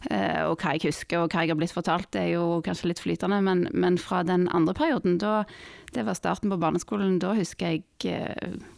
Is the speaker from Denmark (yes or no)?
no; Madagascar; also born or lived in Norway / France; Nei, jeg ble født eh, i Norge. Eh, og, men vi flytta ut når jeg var, var liten. Eh, etter et år i Norge så flytta vi bodde ett år i Frankrike, og så flytta vi til Madagaskar.